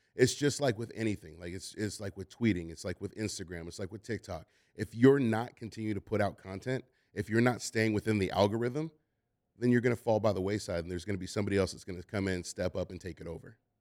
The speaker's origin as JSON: {"language": "English", "town": "Oakland", "region": "California", "country": "United States", "said": "I'm, I'm from Oakland"}